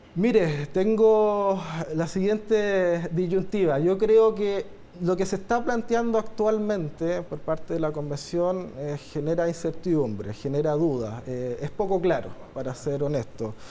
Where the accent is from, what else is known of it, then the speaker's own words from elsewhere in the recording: Chile; como chilenos y chilenas